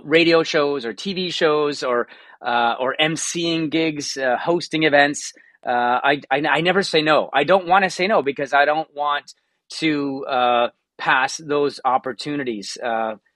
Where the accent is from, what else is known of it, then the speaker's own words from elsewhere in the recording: Hamilton, Ontario, Canada; also born or lived in Toronto; now in Burlington, Canada; I grew up in Hamilton